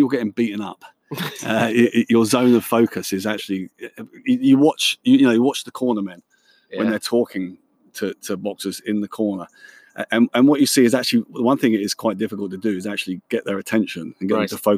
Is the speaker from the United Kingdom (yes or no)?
yes; Luton, East of England, United Kingdom; I'm born and brought up in Luton